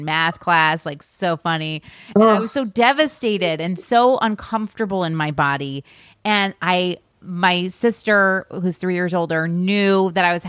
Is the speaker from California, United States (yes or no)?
no; a small town 45 minutes from Albany, New York, United States; we drove down to Albany, New York, which was 45 minutes from my hometown